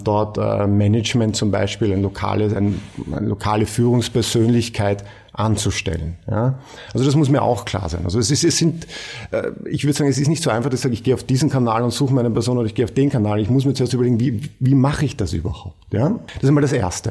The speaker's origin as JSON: {"language": "German", "country": "Austria", "said": "bei uns in Österreich"}